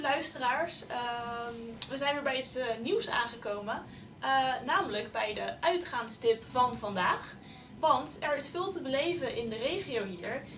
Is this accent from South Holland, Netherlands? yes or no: yes; Leiden, South Holland, Netherlands; ik kom zelf uit Leiden